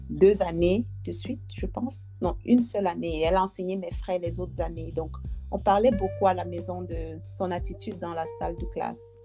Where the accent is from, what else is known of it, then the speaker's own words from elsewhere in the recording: Dschang, West, Cameroon; moved away as an adult; now in Canada; j'ai grandi à Tchang